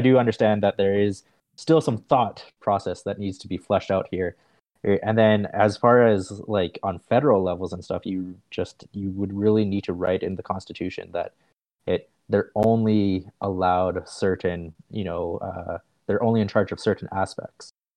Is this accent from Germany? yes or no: no; Canada; I'm Canadian